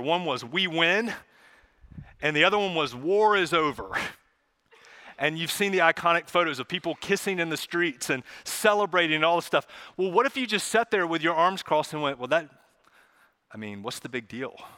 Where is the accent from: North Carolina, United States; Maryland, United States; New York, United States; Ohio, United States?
North Carolina, United States; Charlotte; my family, we, we grew up here in Charlotte